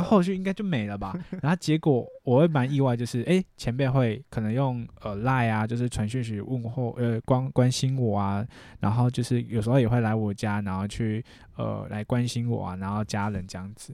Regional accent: Chiayi, Taiwan; also born or lived in Taipei; 我跟着妈妈一起下来嘉义住

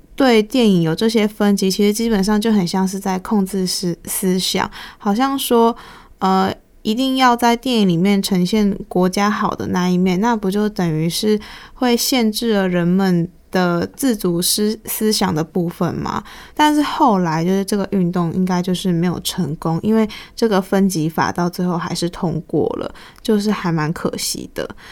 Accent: Taiwan; 虽然作为一个台湾人，不是泰国人

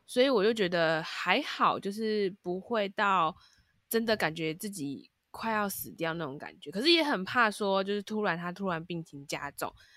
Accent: Taipei, Taiwan; 因为我们是台北人

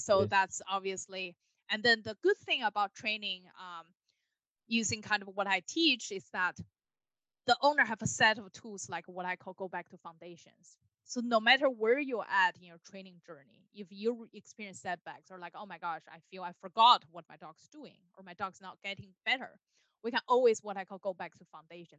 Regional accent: Beijing, China; moved away as an adult; now in United States; I was born and raised in Beijing, China. So I've been in the United States for a little over 10 years.

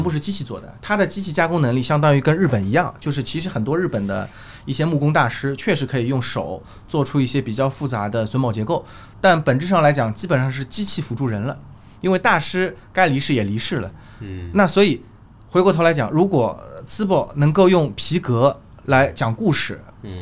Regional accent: Shanghai, China; 我们上海人叫老头儿

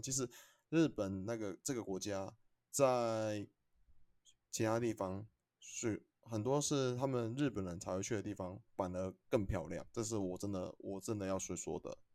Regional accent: Taiwan; 我们台湾这边

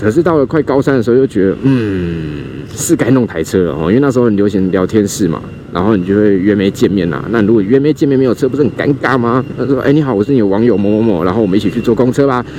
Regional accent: Kaohsiung, Taiwan; moved away as an adult; 我自己是在左营的海军医院出生的嘛，然后小时候住右昌、桥头这一带

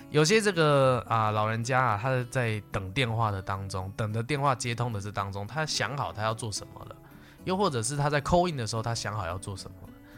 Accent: Taiwan; 那以我们这个台湾的老年人呢，会有很多哈

